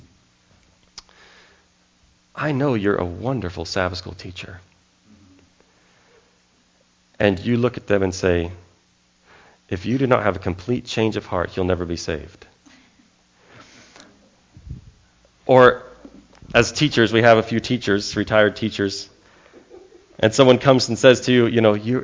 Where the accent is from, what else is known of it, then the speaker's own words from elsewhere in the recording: California, United States; also born or lived in Texas; When people heard I was from California